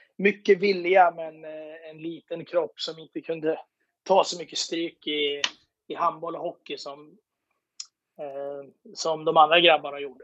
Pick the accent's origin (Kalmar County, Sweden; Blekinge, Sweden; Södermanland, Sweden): Södermanland, Sweden; Eskilstuna; åkte hem och gick på högskolan hemma i Eskilstuna